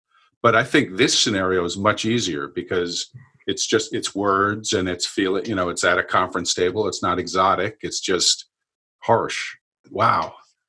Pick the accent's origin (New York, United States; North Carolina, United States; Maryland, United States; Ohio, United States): New York, United States; I'm from New York